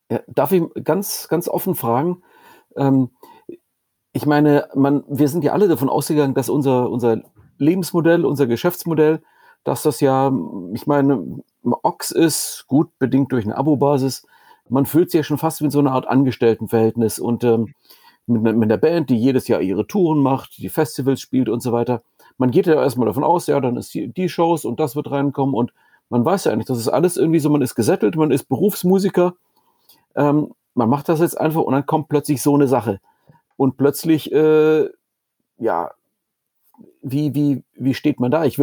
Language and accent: German; Heidenheim an der Brenz, Baden-Württemberg, Germany; Ich bin gebürtig aus Heidenheim an der Brenz.